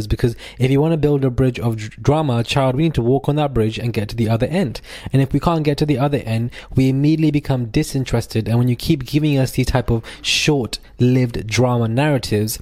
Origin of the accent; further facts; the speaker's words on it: United Kingdom; we as British people